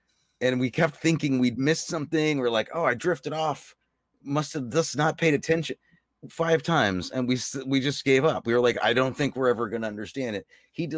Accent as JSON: {"language": "English", "town": "New York City", "region": "New York", "country": "United States", "said": "I didn't find it like offensive or anything as a New Yorker, like how."}